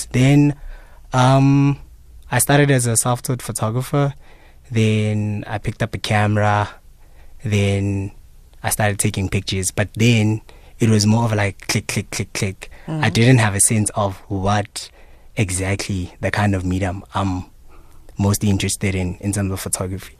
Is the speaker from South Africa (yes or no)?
yes; South Africa; As South African people, you know, citizens